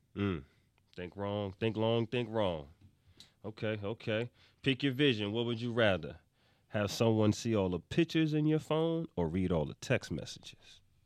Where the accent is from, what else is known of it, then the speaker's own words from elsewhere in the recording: New York, United States; I'm from New York